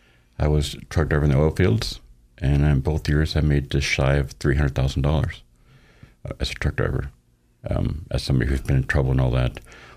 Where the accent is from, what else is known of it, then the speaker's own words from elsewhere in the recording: Boise, Idaho, United States; born there; I was born here in Boise, so I'm technically a native